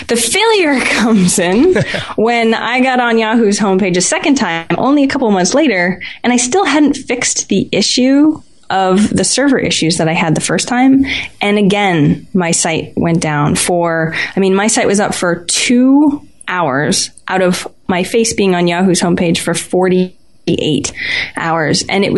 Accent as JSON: {"language": "English", "region": "Maine", "country": "United States", "said": "Maine, just like you, John. We're from Maine. Surprisingly, not very many people in the U.S. are from Maine, but we are."}